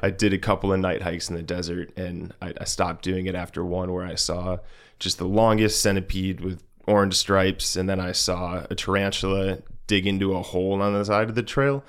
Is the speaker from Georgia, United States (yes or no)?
no; Rochester Hills, Michigan, United States; moved away as an adult; also born or lived in Hancock, Michigan; I'm from downstate Michigan, so Rochester Hills. It's a suburb of Detroit, about forty-five minutes north of there